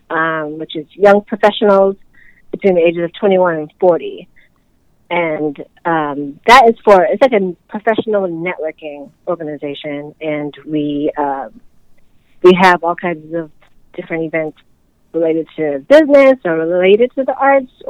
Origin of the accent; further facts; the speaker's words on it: Nigeria; that was when I started to fit in my identity as an African mm. or as a Nigerian